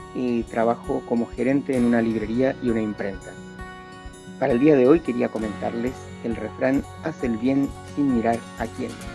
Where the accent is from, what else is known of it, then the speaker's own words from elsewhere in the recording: Mexico; soy mexicano